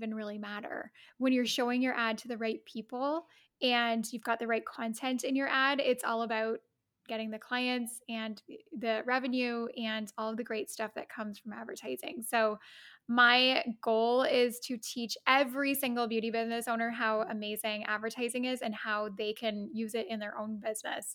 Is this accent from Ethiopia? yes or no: no; Canada; also born or lived in Rome, Italy; I'm Canadian